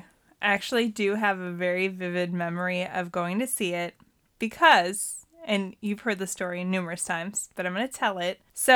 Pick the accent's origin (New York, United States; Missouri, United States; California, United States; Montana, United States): Montana, United States; it's hotter than shit in Arizona. And I came from Montana.